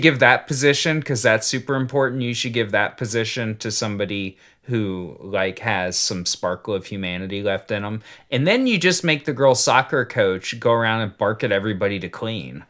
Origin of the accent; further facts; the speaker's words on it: United States; I was born in the United States